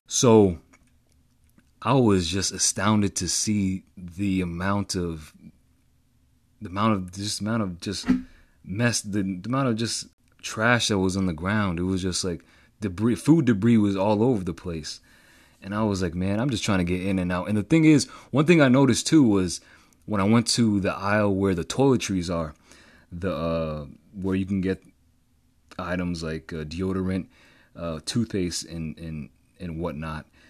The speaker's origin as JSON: {"language": "English", "town": "Boston", "region": "Massachusetts", "country": "United States", "said": "I'm from Greater Boston, Boston area."}